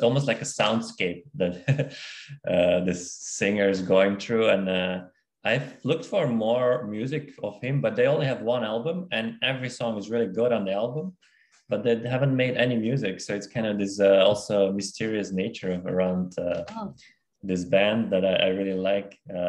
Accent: Belgium; moved away as an adult; also born or lived in Kazakhstan / Denmark; now in Australia; because I was born in Kazakhstan, and then I moved to Belgium a very early age, like at eight when I was 8, and then I lived in briefly in Denmark when I was studying there, and then after graduated and lived in Belgium for 6 years, I moved to Australia.

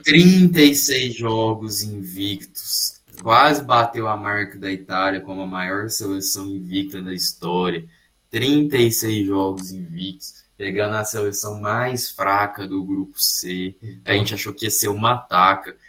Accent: Brazil; Eu, eu obviamente, sou brasileiro

